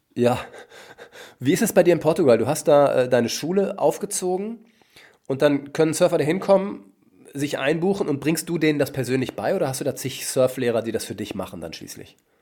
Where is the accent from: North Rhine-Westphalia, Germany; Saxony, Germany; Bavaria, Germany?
North Rhine-Westphalia, Germany; Ich komme nämlich aus Westfalen ursprünglich